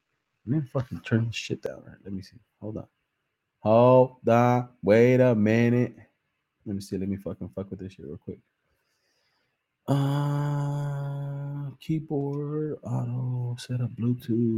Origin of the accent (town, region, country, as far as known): Salinas, California, United States; born or raised there